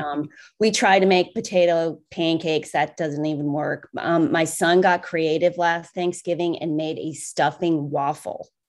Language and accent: English; Cincinnati, Ohio, United States; I grew up in Cincinnati